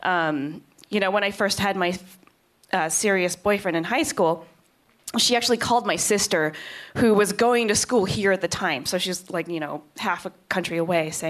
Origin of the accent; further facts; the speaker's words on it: Kansas, United States; moved away; I am from Kansas